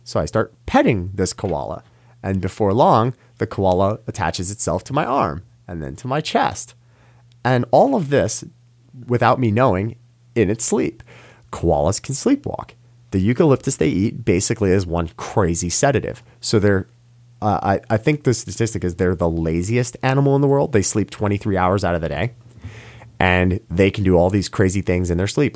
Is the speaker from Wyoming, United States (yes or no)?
no; New York, United States; as a New Yorker